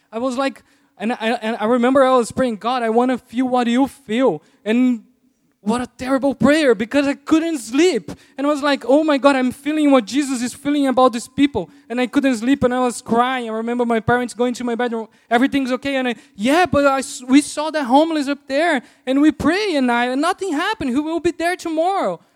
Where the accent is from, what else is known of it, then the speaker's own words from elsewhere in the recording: Brazil; first language Portuguese; English is a second language; moved away as an adult; now in United States; I learned English in Brazil